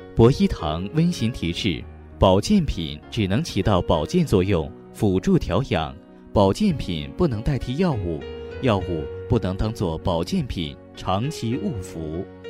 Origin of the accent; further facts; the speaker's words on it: China; 作为一个中国人